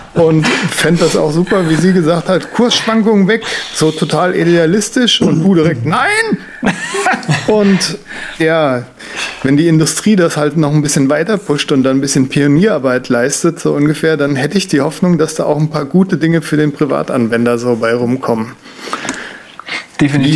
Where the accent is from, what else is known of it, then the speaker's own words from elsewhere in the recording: Germany; als Deutscher